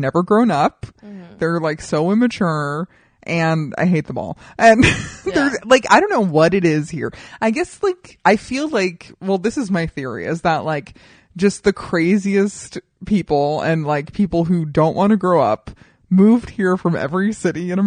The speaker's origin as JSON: {"language": "English", "town": "Colorado Springs", "region": "Colorado", "country": "United States", "tie": "born or raised there", "moved": "yes", "lives_now": "Los Angeles, United States", "said": "where I grew up in Colorado Springs, there's Memorial Park"}